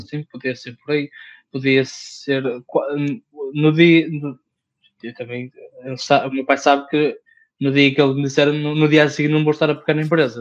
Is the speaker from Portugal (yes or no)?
yes; the North, Norte, Portugal; accent: northern (B/V merger); eu sou do Norte, por isso uhum. os Bs e os Vs é para esquecer